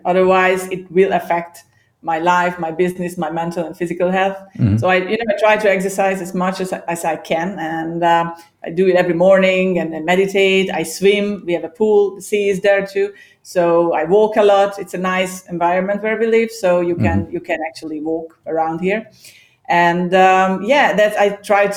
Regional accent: Hungary; English is a second language; also born or lived in Ireland; now in Cyprus; I was born and raised in Hungary. I originally from Hungary

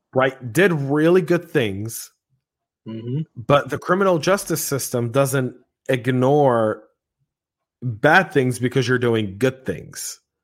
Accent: United States; I, as an American in my own country

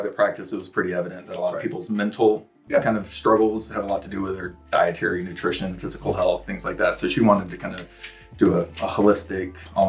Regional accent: Grand Prairie, Texas, United States; also born or lived in New Jersey / Arlington, Texas; Born in New Jersey, moved to Texas.

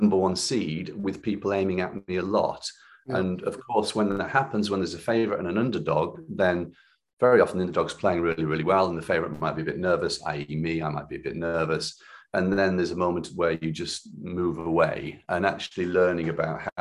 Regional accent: Cumbria, North West England, United Kingdom; growing up in Cumbria, I sort of missed an opportunity to train to a higher level from a young age

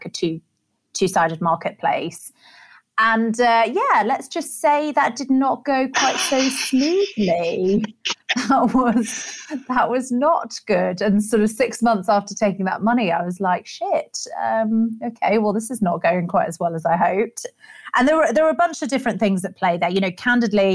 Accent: rural Staffordshire, West Midlands, United Kingdom; moved away as an adult; also born or lived in Sri Lanka / London; And I was brought up in rural Staffordshire and then moved down to London for university.

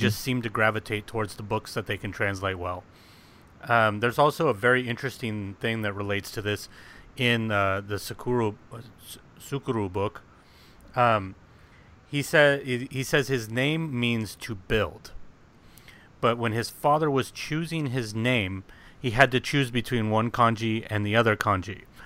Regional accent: United States

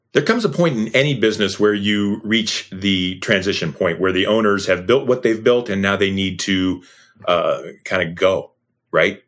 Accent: Leroy, Ohio, United States; Sean and I grew up in Painesville, Ohio, a little town called Leroy, Ohio

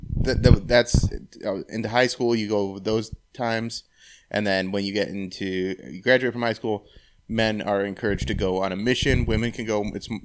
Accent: Medina, Ohio, United States; also born or lived in Berea, Ohio / Strongsville, Ohio; I was born in Berea, lived in Strongsville. Grew up mostly in Medina, though.

